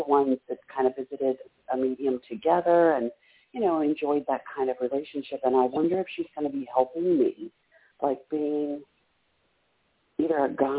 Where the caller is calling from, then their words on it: Maryland, United States; I'm calling from Maryland.